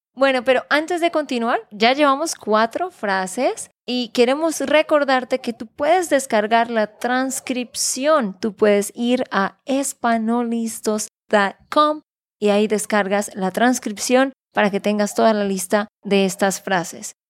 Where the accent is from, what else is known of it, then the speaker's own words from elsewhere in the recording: Santander, Colombia; de Santander, Colombia.